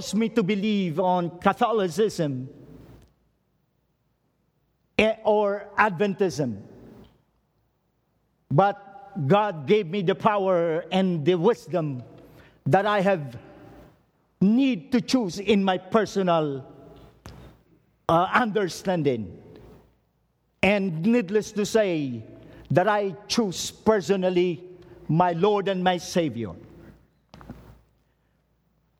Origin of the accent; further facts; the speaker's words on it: Philippines; as a Filipino, I urge you